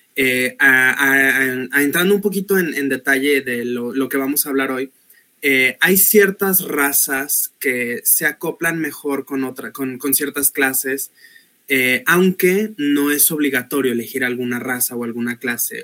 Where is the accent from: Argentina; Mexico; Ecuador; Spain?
Mexico; Guadalajara, Jalisco; soy de Guadalajara, Jalisco.